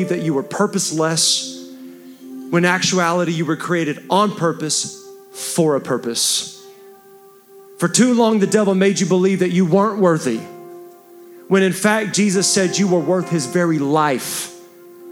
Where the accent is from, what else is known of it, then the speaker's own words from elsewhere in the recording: Texas, United States; I'm a Texan